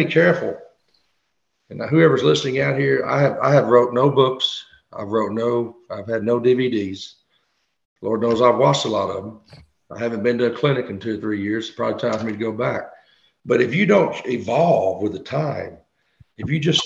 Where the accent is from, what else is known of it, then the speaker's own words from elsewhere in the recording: Kentucky, United States; I grew up in Kentucky.